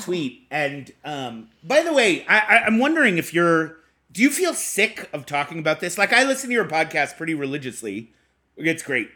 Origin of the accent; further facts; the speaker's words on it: Boston, Massachusetts, United States; I'm from Boston